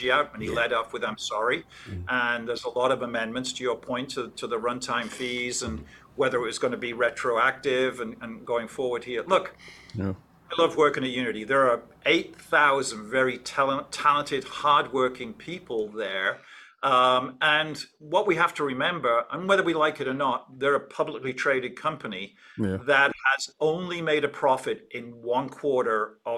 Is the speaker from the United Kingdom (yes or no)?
yes; England, United Kingdom; when I grew up in England